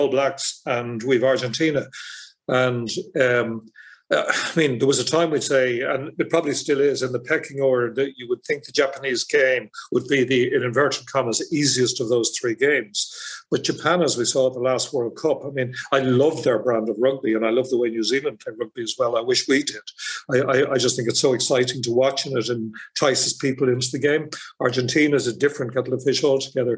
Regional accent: Dublin, Leinster, Ireland; also born or lived in Leeds; I'm from Harold's Cross in Dublin 6

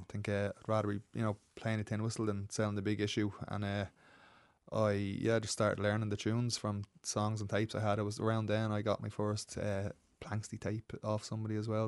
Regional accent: Dublin, Leinster, Ireland; moved away as an adult; also born or lived in London, England; I grew up out in Baldoyle

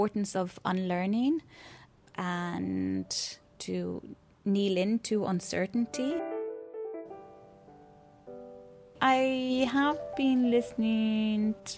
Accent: Ireland; also born or lived in Athens, Greece / Wicklow; I'm a Irish visual artist and filmmaker, currently based somewhere between Athens and Greece and Wicklow.

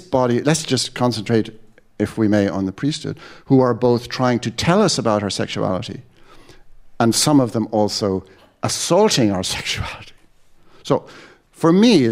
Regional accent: Ireland; also born or lived in London

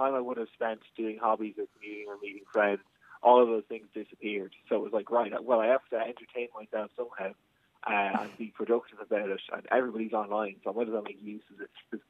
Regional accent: Navan, Leinster, Ireland; growing up in Navan

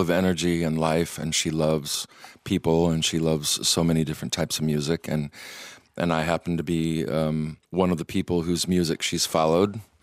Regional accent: Michigan, United States; now in Iceland; young Methodist boy, and growing up in Michigan

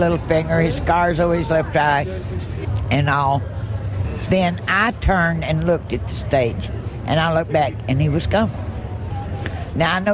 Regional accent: Franklin, Tennessee, United States; in Franklin, Tennessee, in my hometown

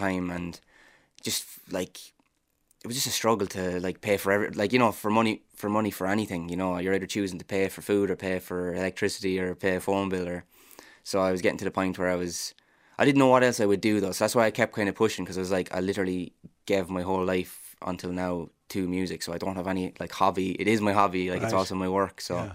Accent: Ireland; as Irish people

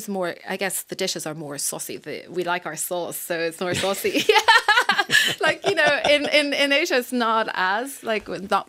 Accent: Ireland

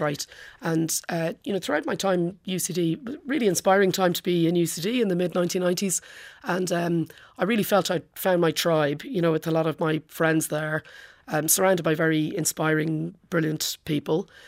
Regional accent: Portmarnock, Ireland; now in London, United Kingdom; all through growing up in Port Moynick

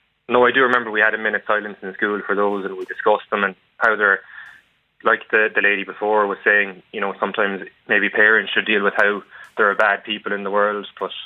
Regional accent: Limerick, Munster, Ireland; because I'm from Limerick

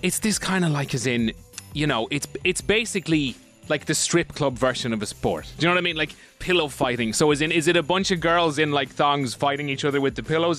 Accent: Ireland; as Irish people

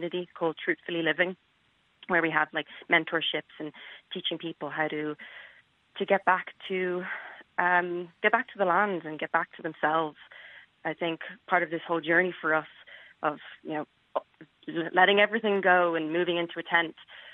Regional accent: Dublin, Leinster, Ireland; moved away as an adult; now in United States; I grew up in Dublin

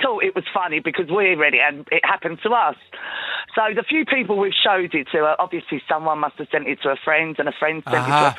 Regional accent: Ballycroy, Connacht, Ireland; moved away; Very proud of my Mayo roots.

